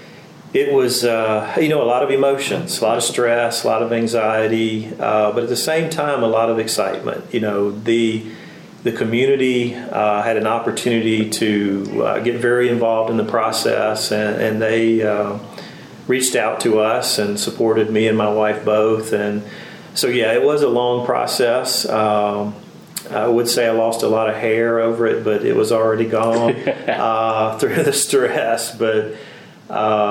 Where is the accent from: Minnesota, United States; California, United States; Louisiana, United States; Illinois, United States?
Louisiana, United States; Winnsboro; I grew up in a small rural town, 45 minutes from here